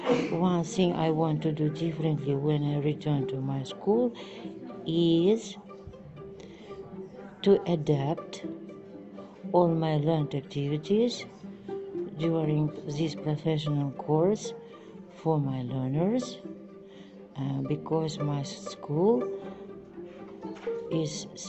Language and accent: English; Gulistan, Syrdarya Region, Uzbekistan; Good morning … I am from Sardaria region, Gulistan city, and I work at specialized boarding school number 1.